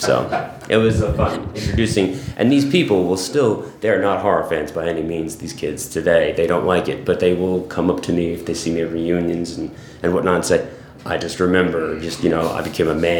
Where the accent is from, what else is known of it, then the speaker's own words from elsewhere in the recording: Hackettstown, New Jersey, United States; Same area, Hackettstown. I've lived pretty much there my entire life